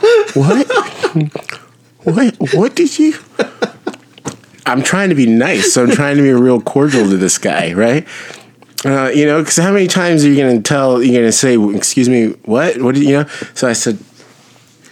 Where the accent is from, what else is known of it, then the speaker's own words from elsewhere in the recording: Savannah, Georgia, United States; I grew up in Savannah. I grew up in Savannah